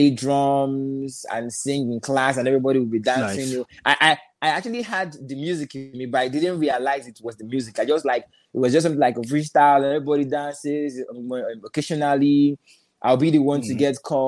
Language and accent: English; Lagos, Nigeria; also born or lived in Anambra State; Originally, I'm from Anambra State, but I live in Lagos. You know, I live in Lagos. Grew up in Lagos, make music in Lagos